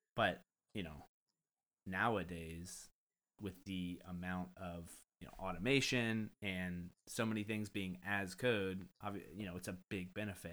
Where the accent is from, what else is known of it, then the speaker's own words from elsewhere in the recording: United States; me being ignorant American